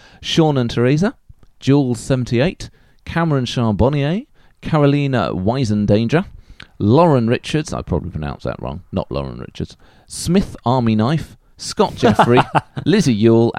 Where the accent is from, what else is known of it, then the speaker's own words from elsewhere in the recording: Denmark; I come from Denmark.